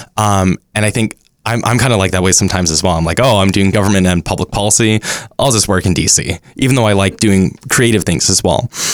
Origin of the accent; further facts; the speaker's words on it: Dallas, Texas, United States; now in Los Angeles, United States; I'm from Dallas